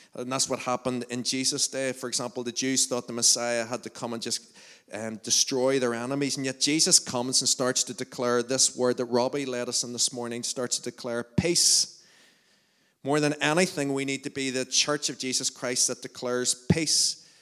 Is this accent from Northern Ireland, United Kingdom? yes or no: yes; Lurgan, Northern Ireland, United Kingdom; we're all from Lurgan